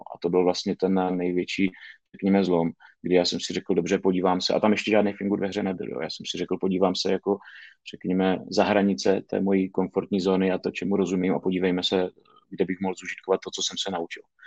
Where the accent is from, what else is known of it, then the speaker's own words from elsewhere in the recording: Šumperk, Olomouc Region, Czechia; já jsem tady ze Šumperka, z relativně malého města